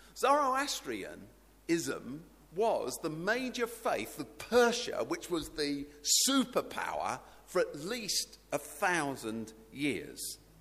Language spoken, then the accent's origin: English; United Kingdom; somebody who's British